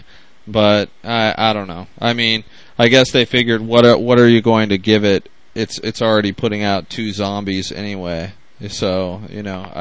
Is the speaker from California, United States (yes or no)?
no; Spokane, Washington, United States; I am Eastern Washington, Spokane, Washington